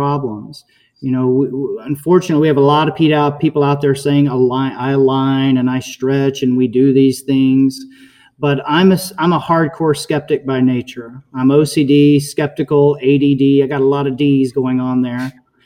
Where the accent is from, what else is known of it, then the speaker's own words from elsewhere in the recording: Alabama, United States; now in Naples, United States; I grew up in Alabama, fishing on Lake Gunnersville and Tennessee River